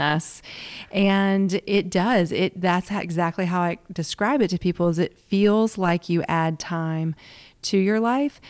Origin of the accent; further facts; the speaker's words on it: the South, United States; accent: Southern; also born or lived in Washington, D.C.; born and raised in the South